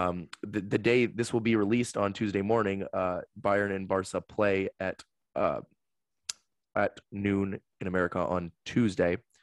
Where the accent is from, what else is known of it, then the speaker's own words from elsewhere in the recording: United States; as an American